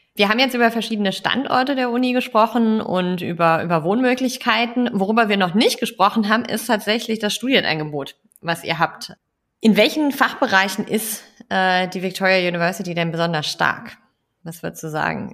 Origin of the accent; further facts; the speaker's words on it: Kiel, Schleswig-Holstein, Germany; meine Heimatstadt, Kiel